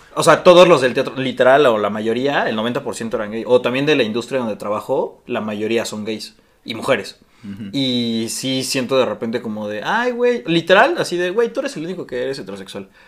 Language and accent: Spanish; Mexico